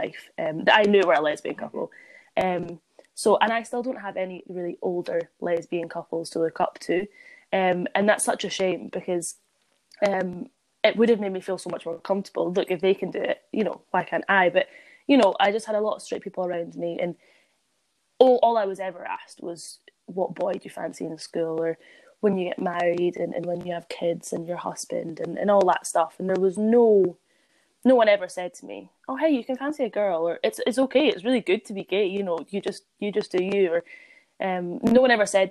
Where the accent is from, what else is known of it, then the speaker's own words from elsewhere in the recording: Edinburgh, Scotland, United Kingdom; I grew up in, you know, a very accepting area. I'm from Edinburgh.